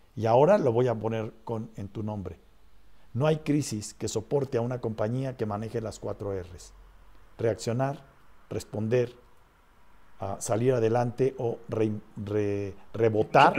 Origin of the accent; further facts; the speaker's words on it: Mexico; los mexicanos que estamos componiendo este país